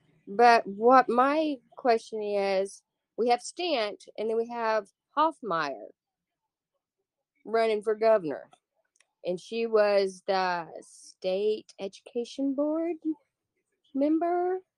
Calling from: Oklahoma, United States; So I'm from Oklahoma.

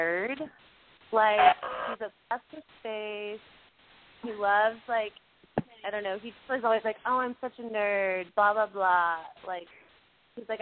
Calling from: Austin, Texas, United States; I'm calling from Austin.

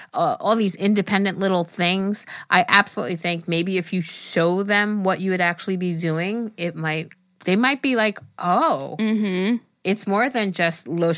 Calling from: Alabama, United States; I'm from Alabama, so if I say y'all a lot.

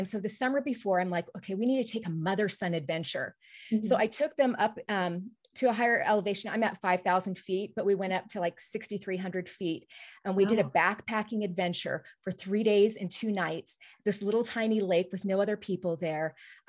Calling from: McCall, Idaho, United States; I live in the beautiful mountain resort community of McCall, Idaho.

